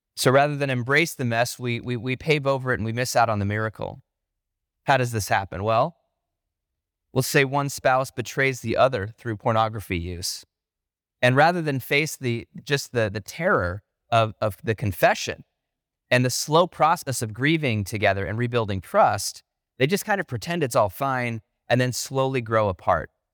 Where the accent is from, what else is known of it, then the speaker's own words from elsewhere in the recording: Northeast Ohio, United States; growing up in Northeast Ohio